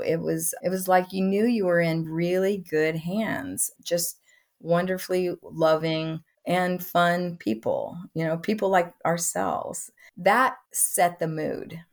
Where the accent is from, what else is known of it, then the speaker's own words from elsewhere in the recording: Midwest, United States; I come from the Midwest